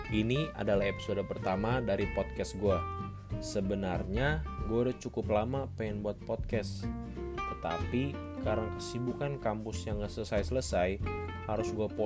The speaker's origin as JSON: {"language": "Indonesian", "town": "South Tangerang", "region": "Banten", "country": "Indonesia", "tie": "born or raised there", "also_born_or_lived": "Kupang", "lives_now": "Semarang, Indonesia", "said": "Gua lahir di Kupang NTT, tapi tumbuh dan berkembang di Tangerang Selatan. Sekarang gua menempuh studi di salah satu universitas di Semarang."}